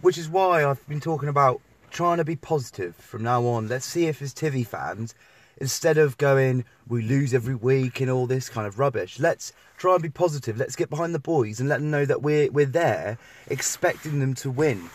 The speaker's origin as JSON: {"language": "English", "town": "Tiverton", "region": "South West England", "country": "United Kingdom", "tie": "born or raised there", "said": "growing up in the Tiverton area"}